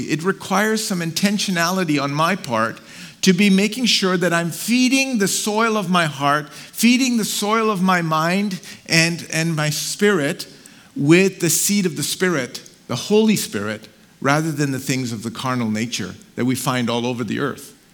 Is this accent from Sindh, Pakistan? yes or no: yes; Karachi, Sindh, Pakistan; moved away; So I was born in Karachi, Pakistan. So I'm Pakistani